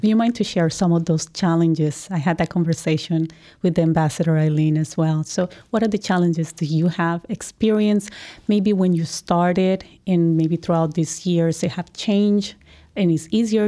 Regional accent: Colombia; I'm from Colombia

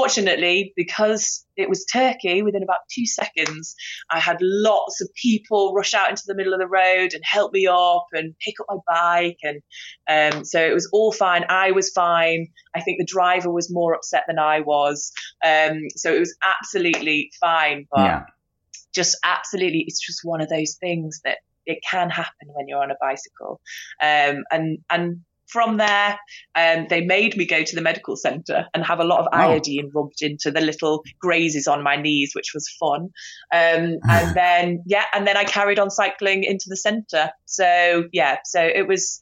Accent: United Kingdom; I'm from Britain

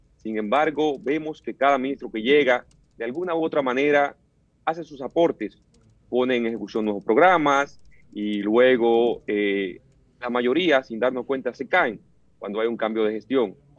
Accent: Dominican Republic; como joven dominicano, como político

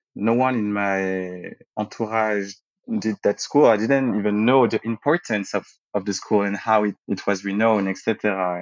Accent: Paris, Île-de-France, France; also born or lived in Martinique / Saint Martin; when I was growing up in Paris and uh, around Paris when we moved with my family

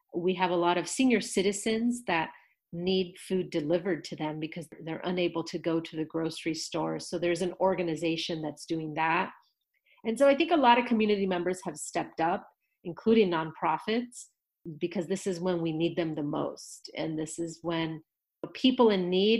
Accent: Los Angeles, California, United States; I grew up in the Northeast San Fernando Valley. This is where I was raised

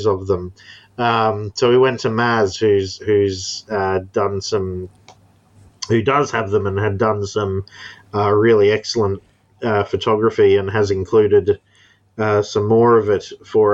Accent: Townsville, Queensland, Australia; the place I live is called Townsville

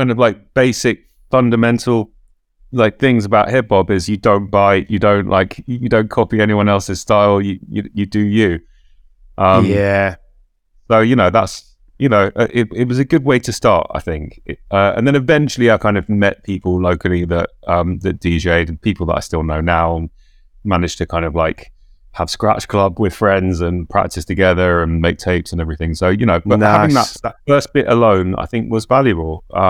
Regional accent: London, United Kingdom; Yeah, I grew up in North London. So I was in Soho at the weekends at the record stores

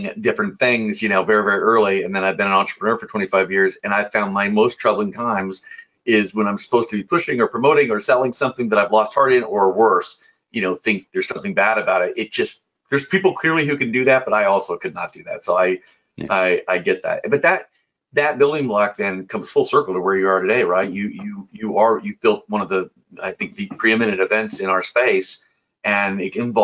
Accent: Indiana, United States; I'm from Indiana, and I spent, yeah, the first 19 years of my life there.

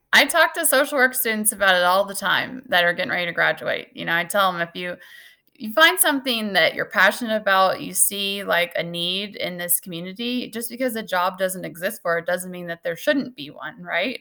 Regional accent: Salisbury, Missouri, United States; also born or lived in Maryville, Missouri; I grew up in Salisbury, Missouri, which is a couple hours from here

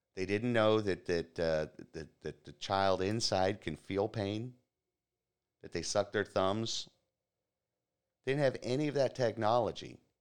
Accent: Florida, United States; my home state here in Florida, the free state of Florida

